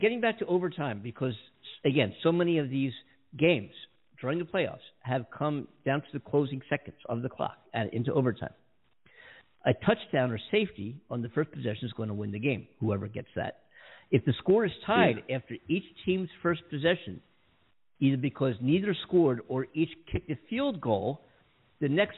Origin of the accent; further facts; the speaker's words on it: Philadelphia, Pennsylvania, United States; moved away as an adult; now in Los Angeles, United States; I'm born and raised in Philadelphia